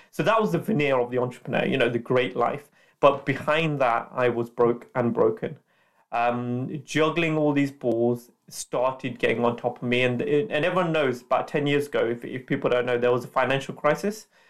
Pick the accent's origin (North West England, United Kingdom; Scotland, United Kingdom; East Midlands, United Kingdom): East Midlands, United Kingdom; Leicester; also born or lived in London; I'm from Leicester, um, that's my hometown, so I went back to Leicester